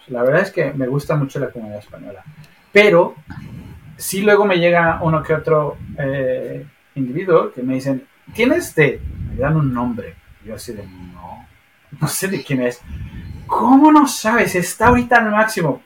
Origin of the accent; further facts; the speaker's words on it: Mexico City, Mexico; moved away as an adult; also born or lived in Sheffield; now in Trondheim, Norway; cuando yo dejé México, la Ciudad de México, éramos 26 millones